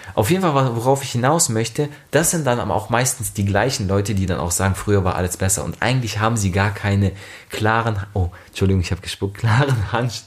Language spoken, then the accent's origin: German; Germany; bei uns in Deutschland